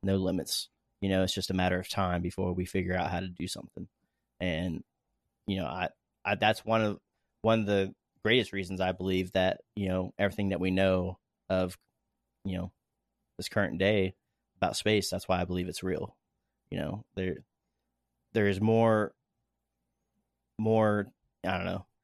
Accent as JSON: {"language": "English", "town": "Daytona Beach", "region": "Florida", "country": "United States", "tie": "born or raised there", "moved": "yes", "said": "I grew up in Florida watching the shuttle launches, rocket launches"}